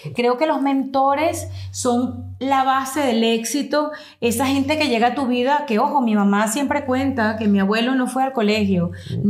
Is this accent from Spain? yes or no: no; Venezuela; moved away as an adult; now in United States; yo vengo de Venezuela, yo tengo 22 años siendo inmigrante en los Estados Unidos